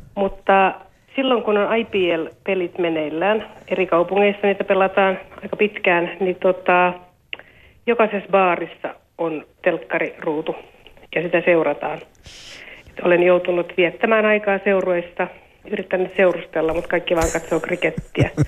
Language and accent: Finnish; Finland; now in India; olen Suomesta